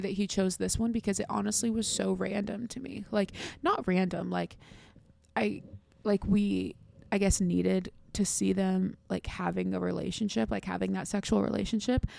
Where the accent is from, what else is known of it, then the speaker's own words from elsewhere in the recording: United States; I'm from America